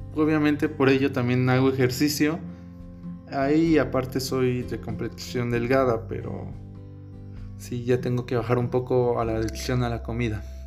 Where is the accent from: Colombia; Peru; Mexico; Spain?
Mexico; Oaxaca; yo soy de Oaxaca